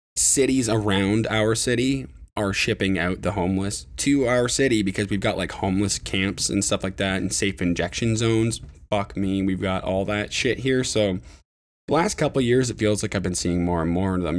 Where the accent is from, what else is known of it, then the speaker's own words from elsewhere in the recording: Ontario, Canada; my hometown